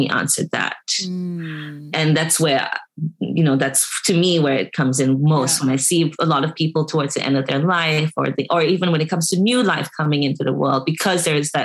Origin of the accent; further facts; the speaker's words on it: Singapore; now in California, United States; I grew up in Singapore